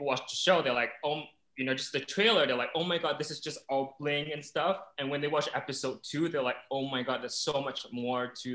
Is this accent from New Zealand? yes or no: no; Singapore; I'm 31. I'm from Singapore.